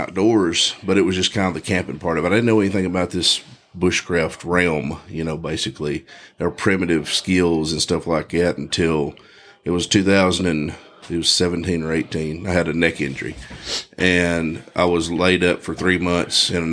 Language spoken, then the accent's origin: English; Texas, United States; I grew up in Texas, born and raised